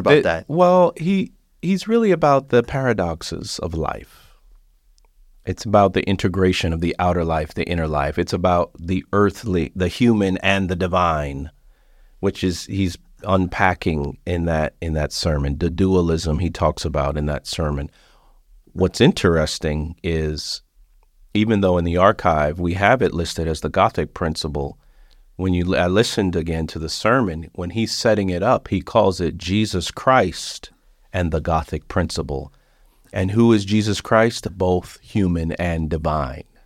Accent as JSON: {"language": "English", "region": "South Florida", "country": "United States", "tie": "born or raised there", "said": "I grew up in South Florida"}